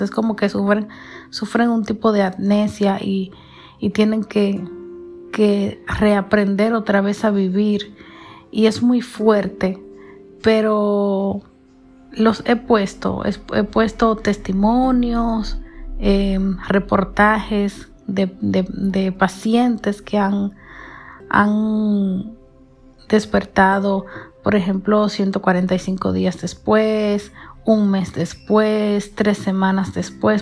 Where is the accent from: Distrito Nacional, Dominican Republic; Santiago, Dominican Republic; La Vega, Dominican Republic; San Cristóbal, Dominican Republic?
Santiago, Dominican Republic; sus parientes somos dominicanos, específicamente de Santiago